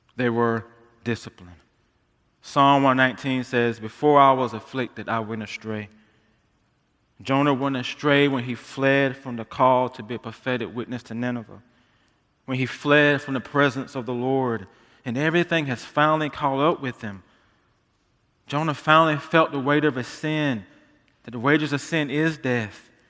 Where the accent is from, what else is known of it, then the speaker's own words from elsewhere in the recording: United States; being American believers